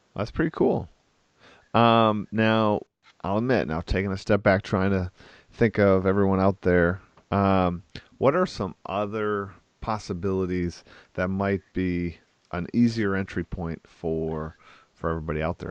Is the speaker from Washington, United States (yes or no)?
no; Wisconsin, United States; I'm from Wisconsin